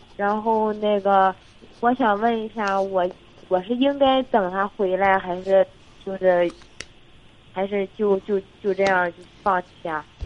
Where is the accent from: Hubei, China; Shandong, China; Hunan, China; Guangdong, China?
Shandong, China; Jinan; 我济南的